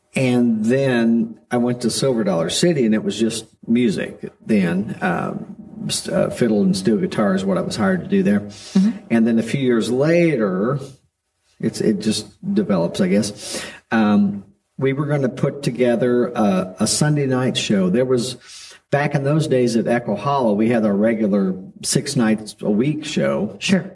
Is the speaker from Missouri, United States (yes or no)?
yes; Kirbyville, Missouri, United States; we moved here when I was about nine